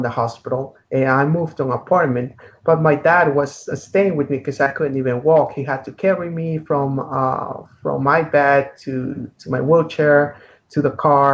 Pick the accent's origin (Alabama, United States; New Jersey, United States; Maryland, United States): Maryland, United States; moved away as an adult; also born or lived in San Antonio, Texas; Maryland, I'm from Maryland. My entire family is from Maryland